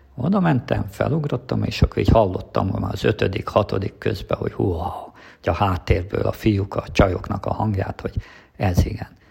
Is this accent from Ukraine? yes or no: yes; Transcarpathia, Zakarpattia Oblast, Ukraine; moved away as an adult; now in Hungary; én Kárpátalján születtem